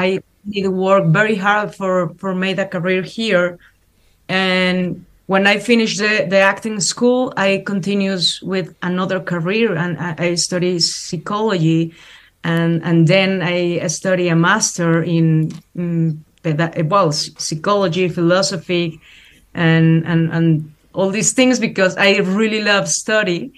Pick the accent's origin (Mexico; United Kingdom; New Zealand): Mexico; English is a second language; as Mexican people, as Latin American people